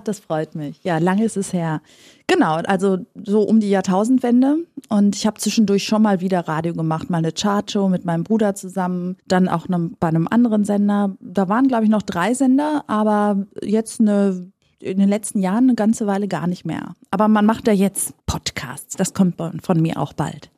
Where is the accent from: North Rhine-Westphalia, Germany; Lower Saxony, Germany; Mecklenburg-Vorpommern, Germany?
North Rhine-Westphalia, Germany; ich bin tatsächlich in Nordrhein-Westfalen geboren und nicht in Griechenland